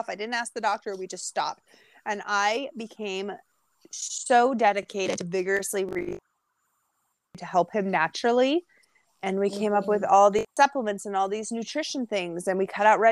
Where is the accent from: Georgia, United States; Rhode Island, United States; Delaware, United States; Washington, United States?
Washington, United States; Edmonds; now in California, United States; I am in California now, but I grew up in Edmonds